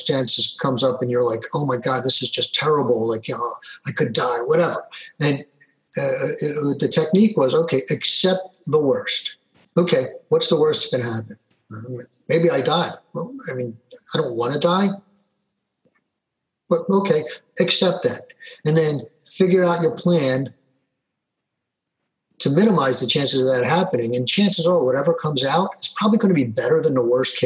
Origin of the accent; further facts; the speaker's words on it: Philadelphia, Pennsylvania, United States; a young man growing up in Philadelphia, you know, yo, Philly